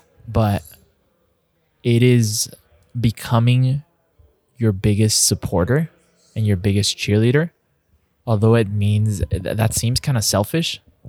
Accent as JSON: {"language": "English", "town": "El Paso", "region": "Texas", "country": "United States", "tie": "born or raised there", "said": "growing up in El Paso, it's like 90% Hispanic, 90% Latino."}